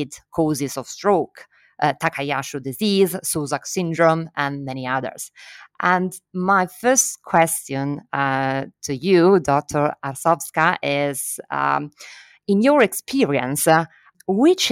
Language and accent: English; Milan, Lombardy, Italy; I'm from Milano, and I'm a neurologist working in the cerebrovascular unit of Carlo Besta Institute in Italy.